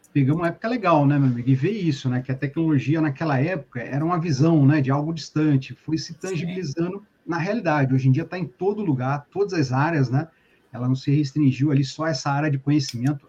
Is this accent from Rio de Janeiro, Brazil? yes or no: yes; Paracambi, Rio de Janeiro, Brazil; moved away as an adult; now in Niterói, Brazil; Eu sou do sul aqui do estado do Rio, de Paracambi, na verdade. E uns Sim. 15 anos eu migrei para cá, meu amigo, para Niterói